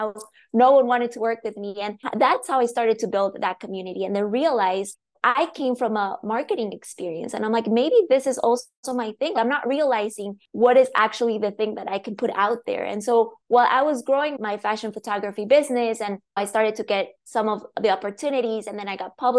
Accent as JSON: {"language": "English", "region": "La Paz", "country": "Bolivia", "tie": "born or raised there", "second_language": "English", "moved": "as an adult", "lives_now": "Seattle, United States", "said": "I was born and raised in Bolivia. I grew up there. So I moved to the US in 2013."}